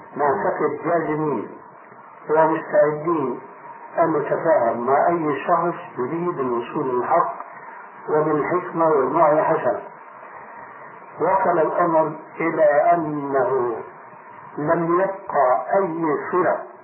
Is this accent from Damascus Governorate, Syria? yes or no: yes; Damascus, Damascus Governorate, Syria; عندنا في دمشق